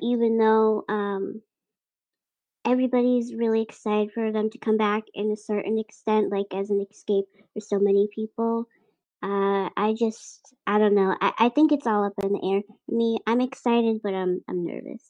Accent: Boston, Massachusetts, United States; a New England sports fan growing up in Dorchester

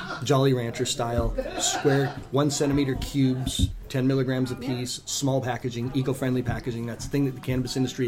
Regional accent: New England, United States; now in Washington, United States; I'm from New England, so maple is a huge thing for me.

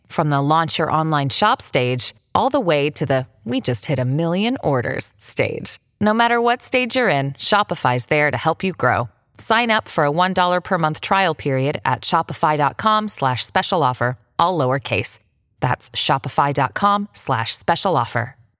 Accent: New York City, New York, United States; I'm a New Yorker

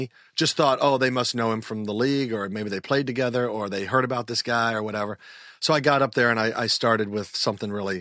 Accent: Kansas City, Missouri, United States; now in Los Angeles, United States; I grew up in Kansas City

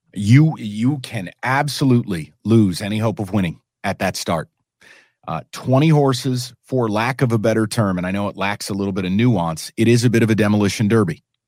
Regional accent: New York City, New York, United States; now in Detroit, United States; I'm a New Yorker

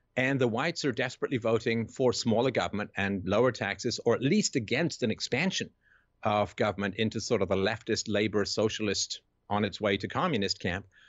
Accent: England, United Kingdom; growing up in England in the seventies

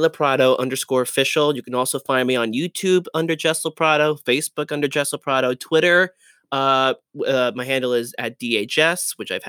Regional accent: New Jersey, United States; I'm from Jersey. I'm from New Jersey.

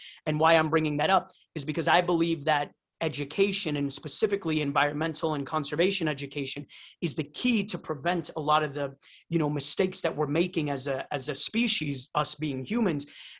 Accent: Brazil; born there; So anyways, yeah, so I was born in Brazil

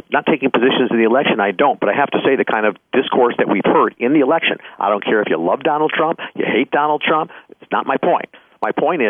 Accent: Chicago, Illinois, United States; growing up in the Chicagoland area

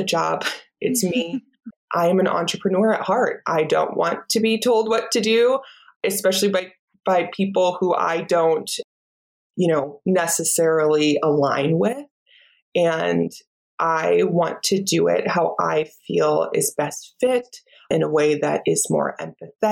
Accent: Iowa, United States; moved away; I am a Midwest girl, just like you, born and raised in Iowa

